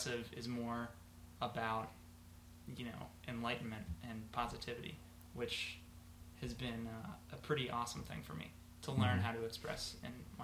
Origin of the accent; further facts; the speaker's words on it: Cincinnati, Ohio, United States; moved away; I am from Cincinnati